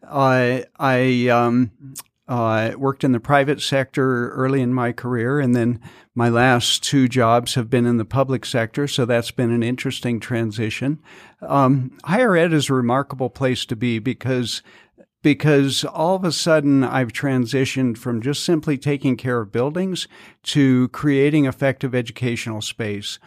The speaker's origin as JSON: {"language": "English", "region": "Colorado", "country": "United States", "tie": "born or raised there", "also_born_or_lived": "Salt Lake City, Utah", "moved": "as an adult", "lives_now": "Southern Utah, United States", "said": "I grew up in Colorado"}